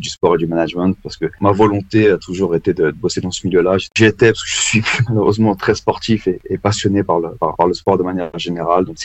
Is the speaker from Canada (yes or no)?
no; Val-d'Oise, Île-de-France, France; moved away; also born or lived in London; originaire du Val d'Oise, d'une ville qui s'appelle qui s'appelle Erani, dans l'agglomération la, de Cergy. Donc, je viens de, je viens de Paris